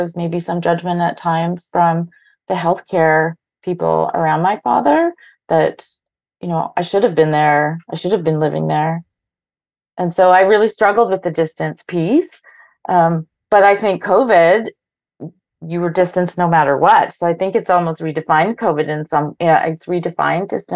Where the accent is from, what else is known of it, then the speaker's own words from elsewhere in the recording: Thunder Bay, Ontario, Canada; now in Toronto, Canada; I live in Toronto and I grew up in Thunder Bay